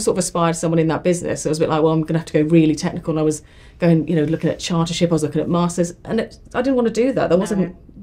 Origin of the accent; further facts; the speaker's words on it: Ipswich, East of England, United Kingdom; I moved back to my hometown of Ipswich